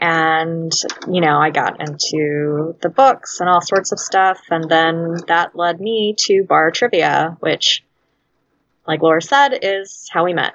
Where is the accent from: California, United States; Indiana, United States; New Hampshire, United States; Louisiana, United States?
Louisiana, United States; moved away as an adult; now in Chicago, United States; I'm from Louisiana, been up in Chicago on and off for the past decade plus